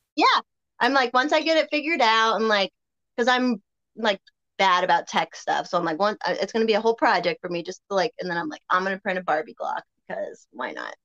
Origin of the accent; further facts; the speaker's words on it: Colorado, United States; also born or lived in Berwyn, Illinois; I got to grow up out here